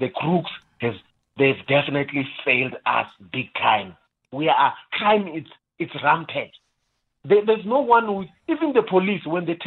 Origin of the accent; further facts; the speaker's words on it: South Africa; as South African, a responsible South African